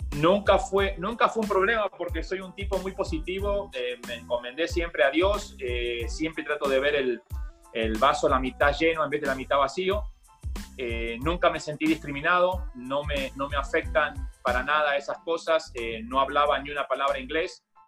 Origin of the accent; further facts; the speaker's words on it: Buenos Aires, Argentina; moved away; also born or lived in New York / Miami; yo nací en, Argentina, en Buenos Aires, eh, en un barrio donde está ubicada la cancha de River Plate